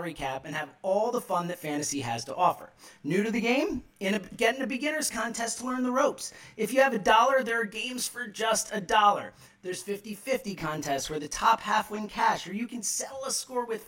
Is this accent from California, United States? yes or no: no; Philadelphia, Pennsylvania, United States; in Philly, where I am, my hometown